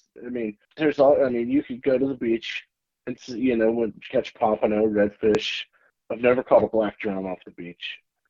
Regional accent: New Jersey, United States; also born or lived in Panama City, Florida; I was born here in Panama City. My father's in the electrical union. He took a job in New York City. So we moved to a little suburb outside of New York City, New Jersey.

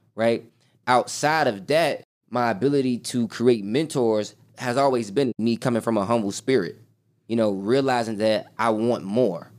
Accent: Chicago, Illinois, United States; born and raised on the South Side of Chicago, grew up in the hood

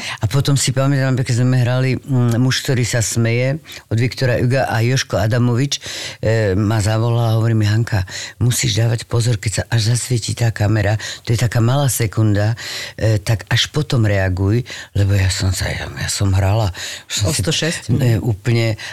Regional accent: Bratislava, Bratislava Region, Slovakia; moved away as an adult; now in Czech Republic; som z Bratislavy

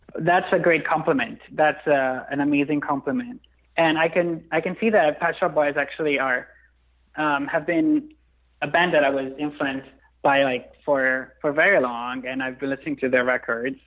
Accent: Milan, Lombardy, Italy; moved away as an adult; also born or lived in London; now in New York, United States; growing up in Milan

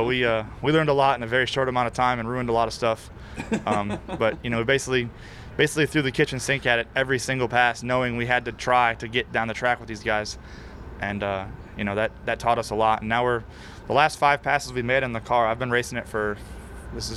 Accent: Florida, United States; I'm from Florida

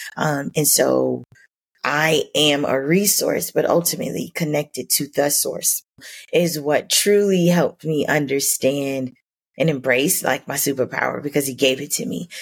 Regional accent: Miami, Florida, United States; growing up in Miami

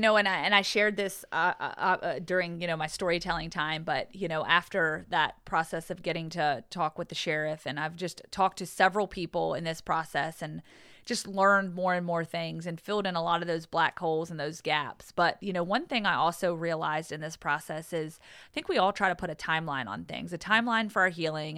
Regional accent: Pearisburg, Virginia, United States; moved away; she works in the recovery community at Radford University, which is close to my hometown.

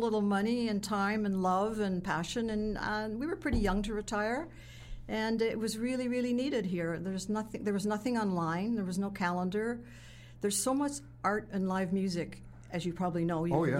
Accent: Canada; moved away as an adult; also born or lived in Toronto; now in Mazatlán, Mexico; I'm Canadian.

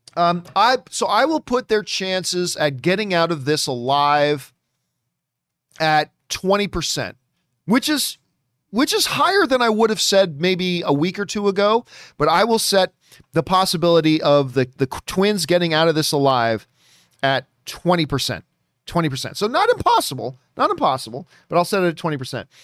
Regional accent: Hamilton, Ontario, Canada; my hometown of Hamilton, Ontario, Canada.

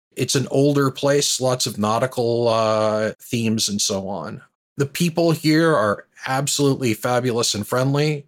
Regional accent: southwestern Ontario, Canada; moved away as an adult; also born or lived in United States; now in Halifax, Canada; So I grew up in, uh, southwestern Ontario. I'm now in Halifax, Nova Scotia

